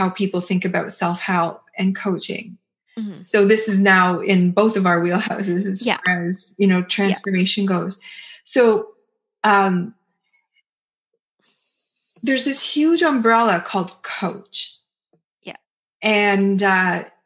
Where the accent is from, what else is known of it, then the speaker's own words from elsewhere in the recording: Toronto, Ontario, Canada; also born or lived in British Columbia; I'm from Toronto, but I lived in BC for 9 years and then met Nafisa back here in Toronto